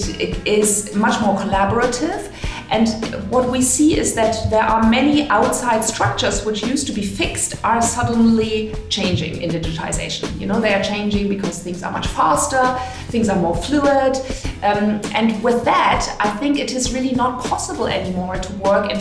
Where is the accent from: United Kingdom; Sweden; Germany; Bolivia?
Germany; Hamburg; I was born in Hamburg